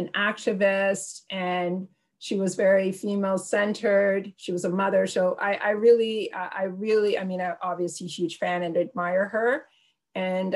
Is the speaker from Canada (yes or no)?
yes; Canada; We're Canadian